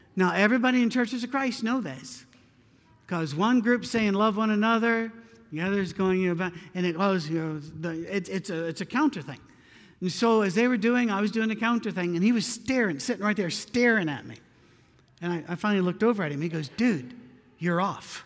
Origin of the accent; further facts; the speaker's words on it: Scotland, United Kingdom; moved away; I'm not very Scottish anymore. I've been away for a long time, but I'm too Scottish for